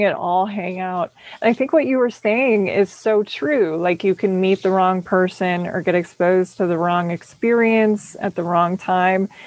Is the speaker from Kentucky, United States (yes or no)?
no; Minneapolis, Minnesota, United States; also born or lived in St. Paul; growing up in Minneapolis and St. Paul